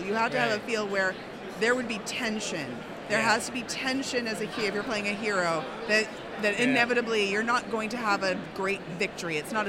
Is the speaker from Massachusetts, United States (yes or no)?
yes; Massachusetts, United States; also born or lived in New York / Washington, D.C. / Chicago; I grew up in Massachusetts.